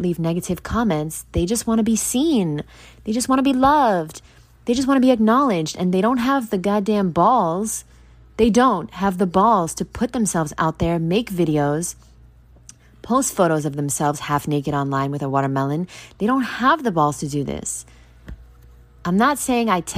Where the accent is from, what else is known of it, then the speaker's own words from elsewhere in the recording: New York, United States; moved away as an adult; now in Florida, United States; I finally moved and I moved out of the state and I moved away. I moved far away from New York moved to Florida